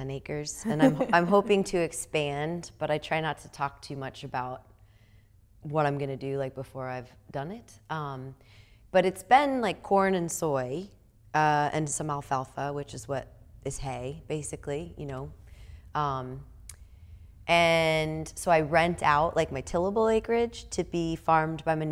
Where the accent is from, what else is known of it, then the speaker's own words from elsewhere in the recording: the Midwest of the United States, United States; also born or lived in California; now in Iowa, United States; I grew up in the Midwest of the United States, and then I like went away and lived in California